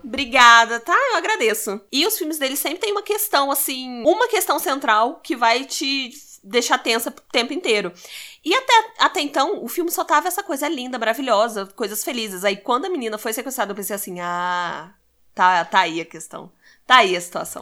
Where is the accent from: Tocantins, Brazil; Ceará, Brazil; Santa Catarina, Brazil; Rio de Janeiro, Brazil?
Rio de Janeiro, Brazil; Baixada Fluminense; eu sou da Baixada Fluminense